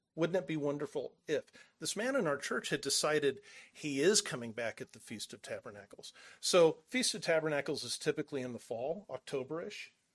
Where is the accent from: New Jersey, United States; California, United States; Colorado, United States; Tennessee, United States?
California, United States; Southern; moved away; we're from Southern California.